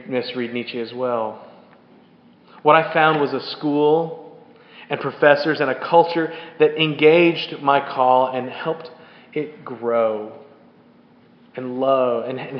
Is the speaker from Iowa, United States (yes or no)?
no; Keller, Texas, United States; moved away; the conservative Southern Baptist church that I grew up in Keller, Texas